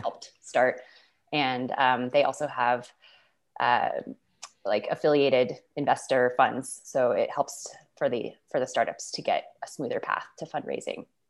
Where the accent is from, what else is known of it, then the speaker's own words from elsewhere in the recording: Boulder, Colorado, United States; I was born and raised in Boulder.